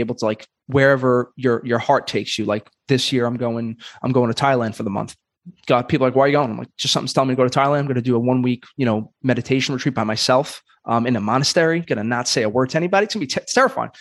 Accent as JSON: {"language": "English", "region": "New York", "country": "United States", "said": "in New York, and I'm from Brooklyn"}